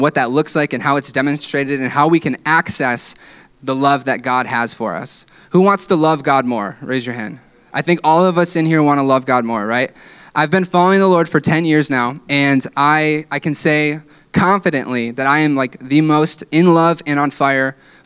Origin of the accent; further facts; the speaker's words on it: West Michigan, United States; growing up in West Michigan